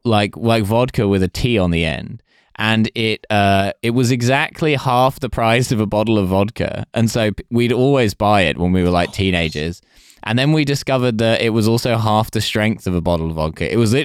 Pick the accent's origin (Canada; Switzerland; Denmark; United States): Canada; now in London, United Kingdom; as a Canadian living in London, Iceland is not a place you should be going.